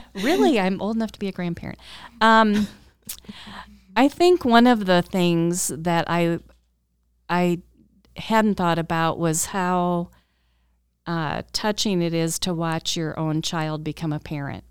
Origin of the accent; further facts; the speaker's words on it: Cedar Rapids, Iowa, United States; moved away as an adult; also born or lived in Colorado; I'm from Cedar Rapids originally, but went to school out in Colorado